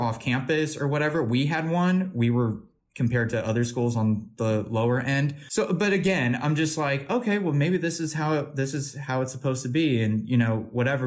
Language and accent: English; Missouri, United States